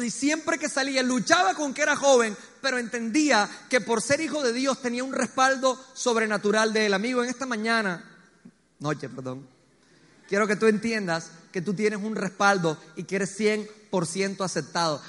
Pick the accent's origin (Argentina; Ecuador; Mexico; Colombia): Colombia; also born or lived in Medellín